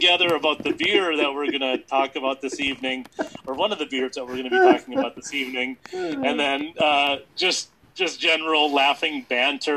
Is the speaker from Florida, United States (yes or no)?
no; Grantsburg, Wisconsin, United States; And I grew up in Grantsburg. I grew up there and I graduated high school there.